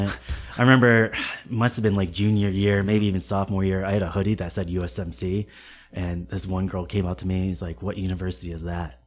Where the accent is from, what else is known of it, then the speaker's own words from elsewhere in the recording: Connecticut, United States; moved away as an adult; also born or lived in Camp Lejeune, North Carolina; now in Boston, United States; I was born in Connecticut